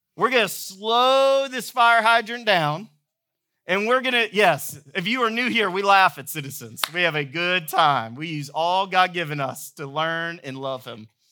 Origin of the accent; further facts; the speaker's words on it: Georgia, United States; moved away; I grew up in Georgia